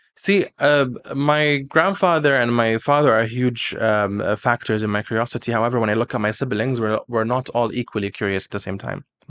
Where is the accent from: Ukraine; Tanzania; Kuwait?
Kuwait